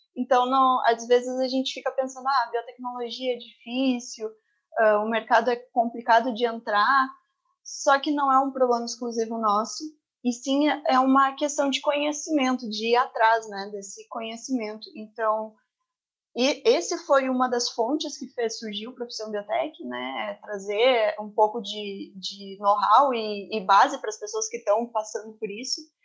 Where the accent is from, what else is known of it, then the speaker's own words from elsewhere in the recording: Terra de Areia, Rio Grande do Sul, Brazil; Eu sou natural de Terra de Areia, que é uma cidade no litoral do Rio Grande do Sul